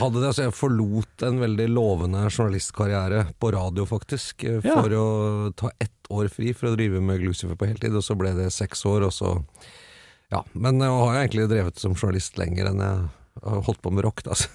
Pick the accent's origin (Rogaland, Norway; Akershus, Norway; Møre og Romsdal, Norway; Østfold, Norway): Akershus, Norway; Bærum; Jeg vokste opp på Østerås